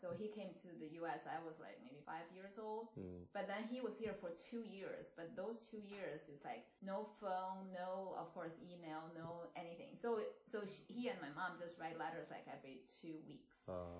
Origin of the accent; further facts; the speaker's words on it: Beijing, China; now in Upper Dublin, United States; I was born in the 70s in Beijing, China.